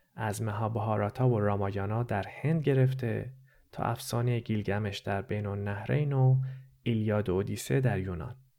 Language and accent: Persian; Tehran, Tehran Province, Iran; first language Persian; moved away as an adult; also born or lived in Lahore, Pakistan; now in Montreal, Canada; من خودم هم تو شهر لاهور پاکستان به دنیا آمدم و یه سال اول زندگیم اونجا بودم. بعدش با خانواده رفتیم ایران و من توی تهران بزرگ شدم. بنابراین زبون اول من فارسیه